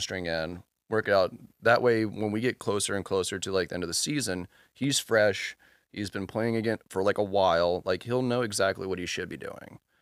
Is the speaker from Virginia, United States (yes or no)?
yes; Charlottesville, Virginia, United States; now in Richmond, United States; growing up in Charlottesville